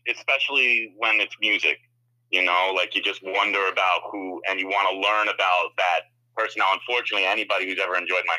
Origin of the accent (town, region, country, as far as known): Morris County, New Jersey, United States; born or raised there; also born or lived in New England